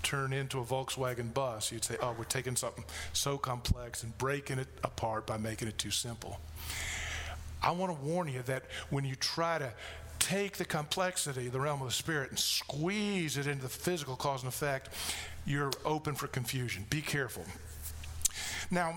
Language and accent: English; United States; I'm American